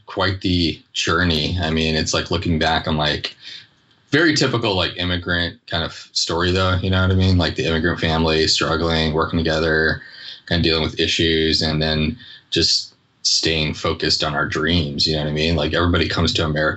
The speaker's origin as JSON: {"language": "English", "town": "Pittsburg", "region": "Kansas", "country": "United States", "tie": "born or raised there", "also_born_or_lived": "Iran", "lives_now": "California, United States", "said": "I was born in Iran. My parents left in the early 80s, and we actually went to Kansas. So I was like 5 or 6 years old only when we came out here."}